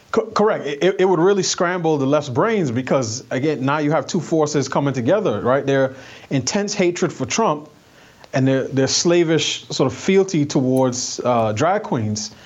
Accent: New York City, New York, United States; moved away; I'm from New York. I grew up in New York City

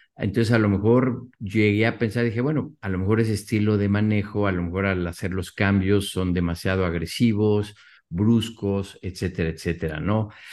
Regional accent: Mexico

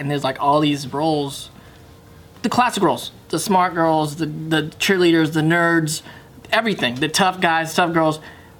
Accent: Paramount, California, United States; also born or lived in Cerritos; I'm from Paramount, too.

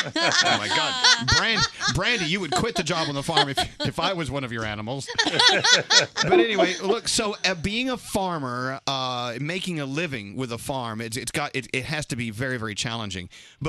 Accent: Texas, United States; now in New York City, United States; I miss that from growing up in Texas.

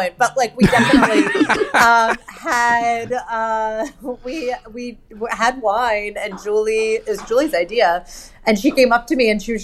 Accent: Hershey, Pennsylvania, United States; I grew up in Hershey, Pennsylvania

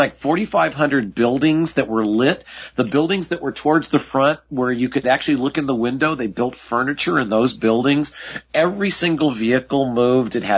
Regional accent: Southern California, United States; as I was growing up in Southern California

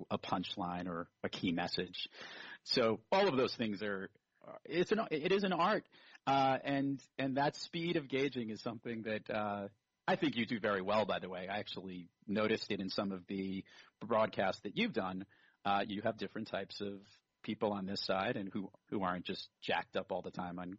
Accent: New York City, New York, United States; also born or lived in Brooklyn, New York; I grew up in Rockaway Beach, Queens

